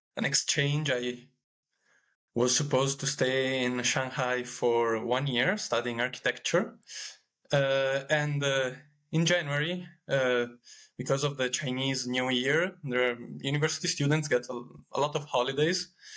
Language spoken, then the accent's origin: English; Italy; I am from Italy